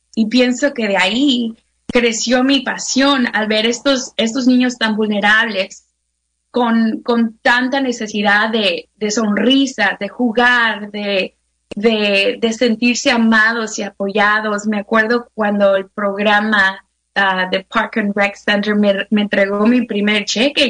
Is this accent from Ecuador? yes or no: no; Mexico; now in United States; yo me acuerdo creciendo en México